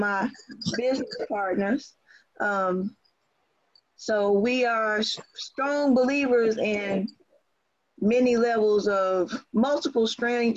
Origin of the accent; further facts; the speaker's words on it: Southern Pines, North Carolina, United States; now in Kennesaw, United States; I was born and raised in Moore County as well, in Southern Pines, North Carolina. And I currently reside in Kennesaw.